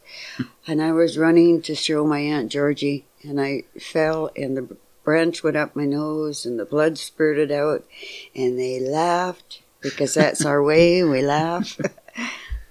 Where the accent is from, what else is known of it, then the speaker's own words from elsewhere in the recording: Victoria, British Columbia, Canada; I was born in Victoria, B.C. in 1940, November 26th.